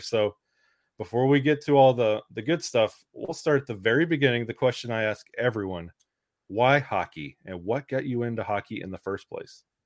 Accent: Alabama, United States; I was born and raised in Alabama

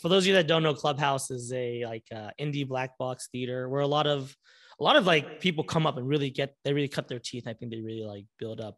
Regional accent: Orange County, California, United States; moved away as an adult; now in Los Angeles, United States; I'm originally from Orange County

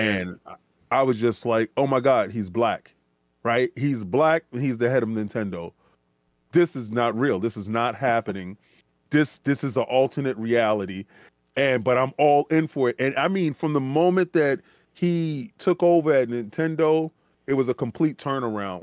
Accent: New York City, New York, United States; we come from the Bronx

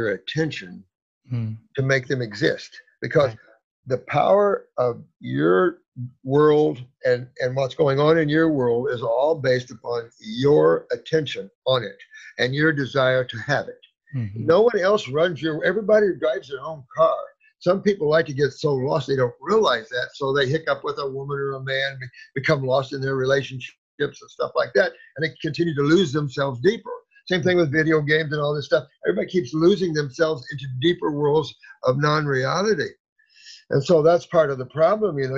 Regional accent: Indiana, United States; moved away as an adult; also born or lived in Florida; I moved from Indiana to Florida when I was like 19

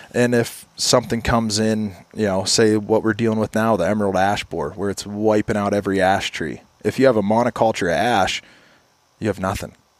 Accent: Kane, Pennsylvania, United States; I grew up in Kane, Pennsylvania

